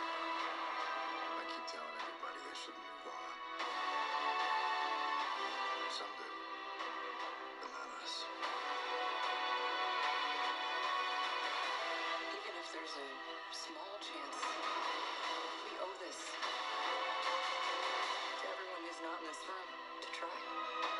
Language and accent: English; United States; as American citizens